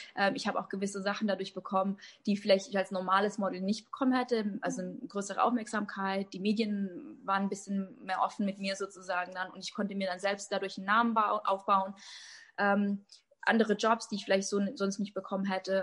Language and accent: German; Germany; ich bin Deutsch, aus Deutschland, ne? tschechische Wurzeln aus Deutschland